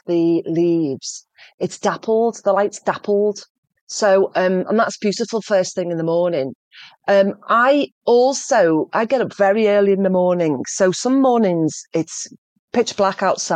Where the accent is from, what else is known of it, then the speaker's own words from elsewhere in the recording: Liverpool, North West England, United Kingdom; I'm from Liverpool, the posh bit